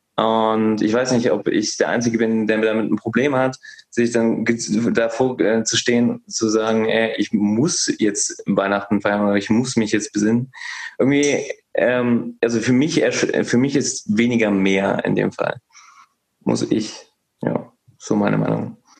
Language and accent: German; North Rhine-Westphalia, Germany; now in Hesse, Germany; meine Heimat ist ja NRW